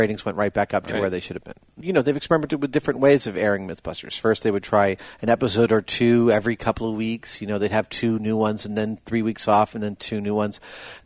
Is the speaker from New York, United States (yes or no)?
yes; New York, United States; now in California, United States; Growing up in New York on the East Coast, from generations of East Coasters